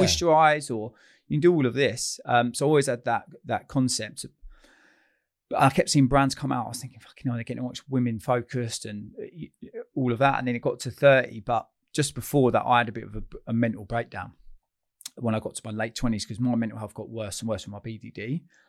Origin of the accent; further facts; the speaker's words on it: Chalfont St Giles, South East England, United Kingdom; I grew up in a little village called Chalfont Saint Giles, which is junction, near junction two on the M forty, Beaconsfield